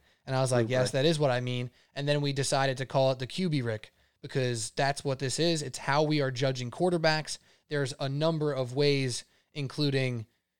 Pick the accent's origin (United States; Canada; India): United States; Staten Island, New York; though I'm from Staten Island, I don't have a very distinct Staten Island flavor.